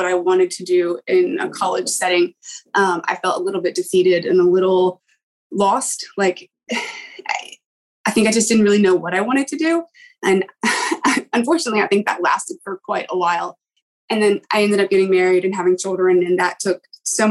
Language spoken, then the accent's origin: English; East Coast of the US, United States; also born or lived in England; now in North Carolina, United States; I grew up on the East Coast of the US